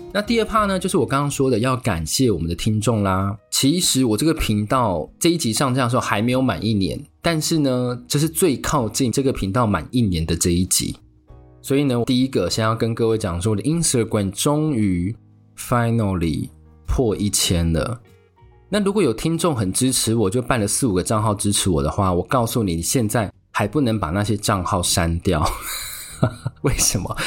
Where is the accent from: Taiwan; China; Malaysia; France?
Taiwan; 我们台湾人